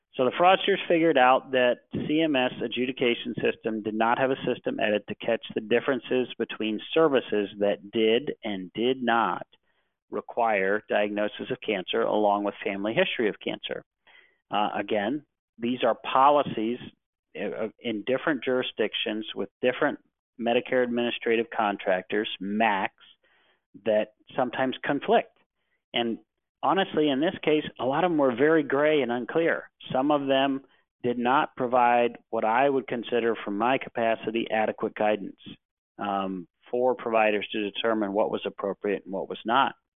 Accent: Cleveland, Ohio, United States; I was born and raised in Cleveland, Ohio

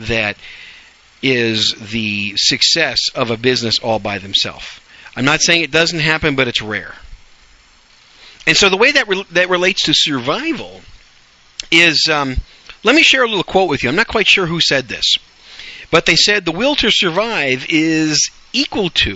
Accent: Wisconsin, United States; also born or lived in New York City, New York, United States; now in Dallas-Fort Worth, United States; raised in Wisconsin

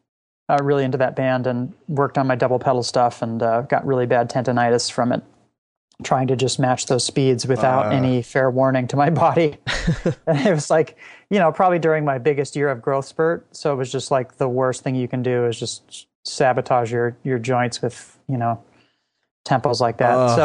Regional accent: Laguna Beach, California, United States; I grew up in Southern California

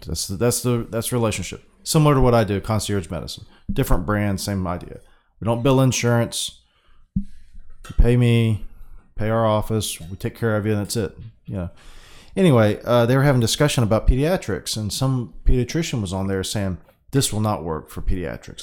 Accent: United States; I'm a Pacific Islander, American

